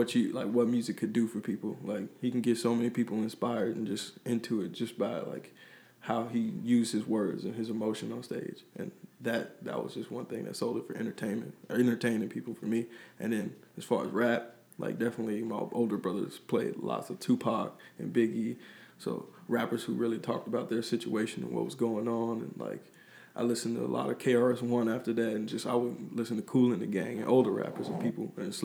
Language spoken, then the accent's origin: English; Chicago, Illinois, United States; Well, I'm originally from the South Suburb of Chicago. As a kid, I moved around a lot, so I was in different states